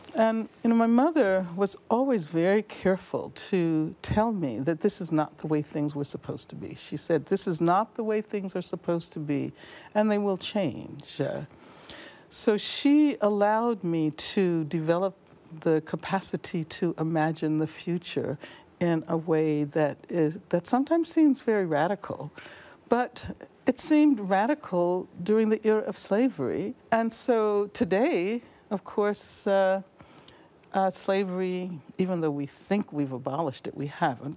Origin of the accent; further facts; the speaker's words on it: Birmingham, Alabama, United States; when I was young, growing up in Birmingham, Alabama